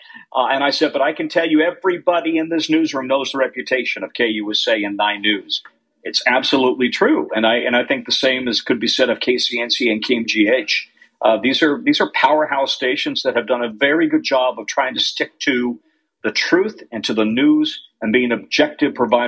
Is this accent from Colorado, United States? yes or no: yes; Denver, Colorado, United States; moved away as an adult; now in Maryland, United States; when you grew up in Denver, I grew up in Denver